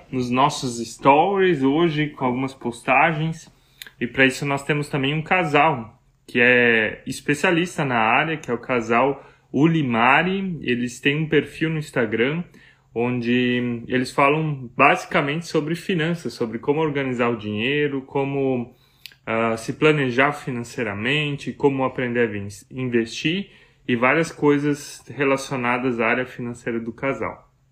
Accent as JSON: {"language": "Portuguese", "area": "near Blumenau", "region": "Santa Catarina", "country": "Brazil", "also_born_or_lived": "Germany", "said": "nós dois somos de Santa Catarina, aqui do Sul é, pertinho de Blumenau, cidade onde moramos."}